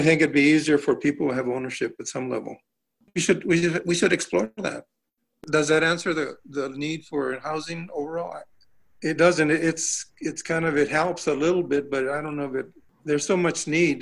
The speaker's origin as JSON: {"language": "English", "town": "Tucson", "region": "Arizona", "country": "United States", "tie": "born or raised there", "said": "I'm a life, lifetime Tucsonian. Um, I was born actually in St. Mary's Hospital, so it was in Ward 1"}